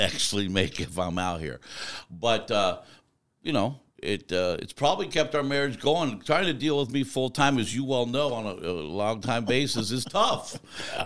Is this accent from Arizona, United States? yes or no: yes; Arizona, United States; also born or lived in Tucson; I grew up in mostly in Arizona for most of my life.